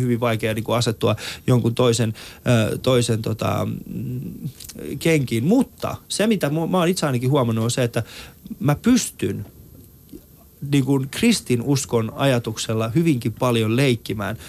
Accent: Helsinki, Uusimaa, Finland; also born or lived in Iran; Mä oon kasvanut muslimiperheessä ja, ja tota, Kontulassa

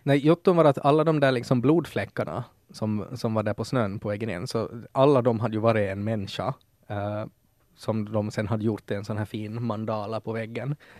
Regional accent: Ostrobothnia, Finland; som österbottning är också sådär att att jag får prata skit om Österbotten, men det får ingen annan som mm. inte är också mm. därifrån

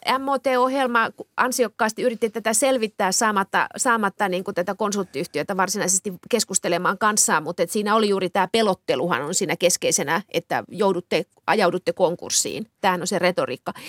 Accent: Kemi, Lapland, Finland; kotikaupunkini Kemi

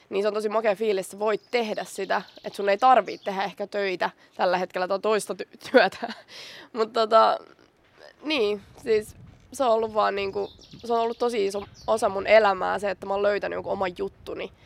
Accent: Vantaa, Uusimaa, Finland; mä oon Korsosta

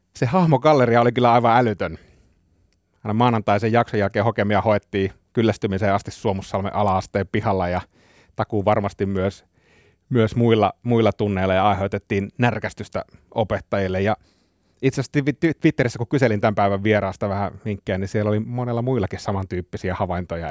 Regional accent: Kainuu, Finland; mä oon Kainuusta kotoisin

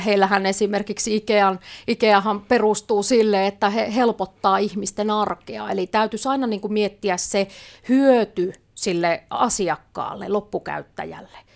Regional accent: Lapland, Finland; mä oon lappilainen viestintäasiantuntija

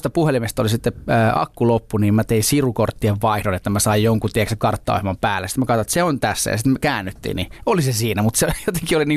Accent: Southern Finland, Finland; now in Helsinki, Finland; Mä, mä oon etelä kotoisin, oli niinku makeeta muuttaa isompiin kaupunkeihin, sitten loppujen lopuksi Helsinkiin

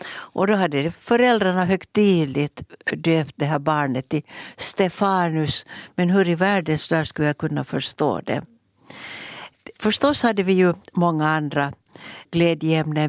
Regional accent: Mäntsälä, Uusimaa, Finland; som hade min barndom i Mäntsälä tillsammans med mina systrar Ulla och Gunnel. Jag är född där.

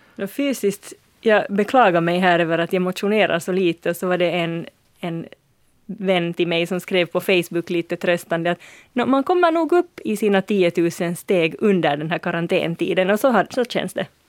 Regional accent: Uusimaa, Finland; för mig som är nylänning

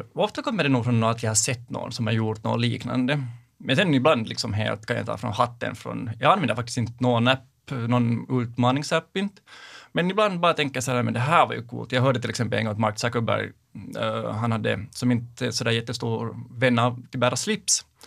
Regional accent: Sipoo, Uusimaa, Finland; now in Helsinki, Finland; jag är uppvuxen i Sibbo, bor nu i Helsingfors

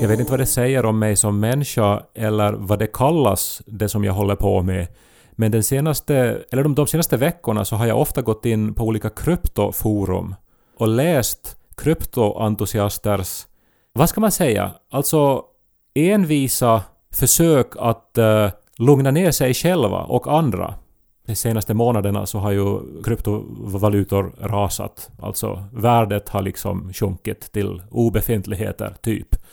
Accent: Esse, Ostrobothnia, Finland; moved away; min hemby Esse

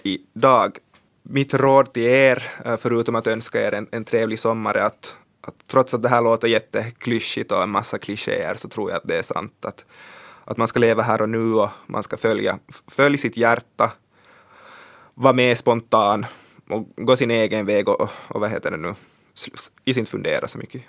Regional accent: Swedish-speaking Ostrobothnia, Finland; jag är från svenska Österbotten

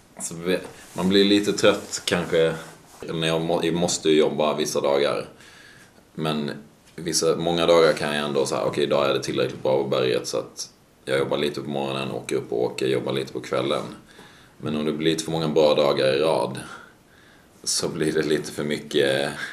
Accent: Sweden; moved away; jag är hemma i Sverige en månad om året kanske, kanske lite mer

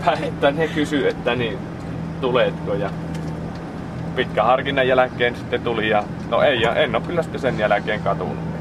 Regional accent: Pudasjärvi, North Ostrobothnia, Finland; moved away as an adult; also born or lived in Taivalkoski; now in Kuopio, Finland; minä en ole Kiimingistä, mutta minä olen Pudasjärveltä

